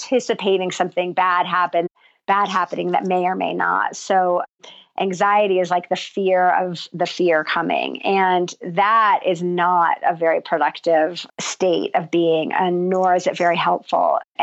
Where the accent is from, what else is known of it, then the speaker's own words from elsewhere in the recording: New Jersey, United States; moved away as an adult; also born or lived in New York City; now in New Mexico, United States; growing up in New Jersey